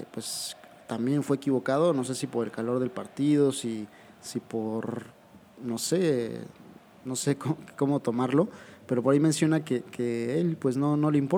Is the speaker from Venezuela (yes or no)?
no; Argentina; pero como yo soy argentino, porque yo soy nada más